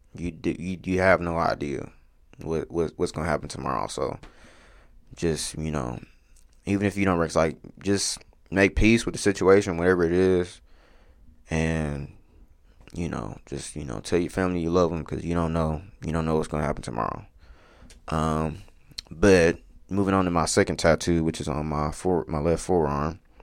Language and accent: English; Wichita, Kansas, United States; also born or lived in Dallas, Texas; I'm from Wichita. Um, I lived here most of my life. Um, I was born here